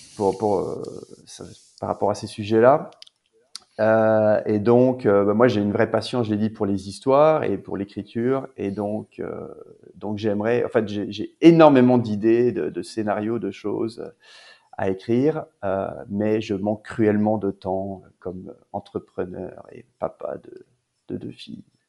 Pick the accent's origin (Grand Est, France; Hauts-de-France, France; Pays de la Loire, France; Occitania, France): Occitania, France; Narbonne; moved away as an adult; also born or lived in Toulouse / Paris; now in Quebec, Canada; j'ai grandi à Narbonne, euh, en France